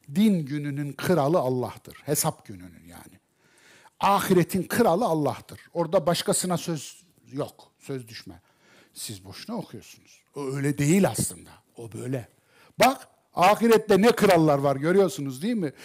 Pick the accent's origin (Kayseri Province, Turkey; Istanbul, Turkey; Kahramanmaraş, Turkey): Kayseri Province, Turkey; ben Kayserliyim